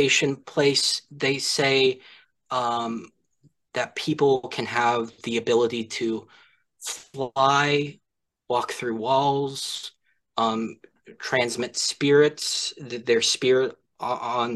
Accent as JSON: {"language": "English", "region": "Kansas", "country": "United States", "said": "I come from Kansas"}